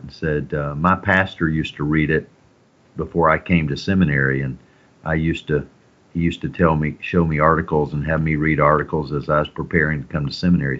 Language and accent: English; the South, Southern United States, United States; I'm a Southerner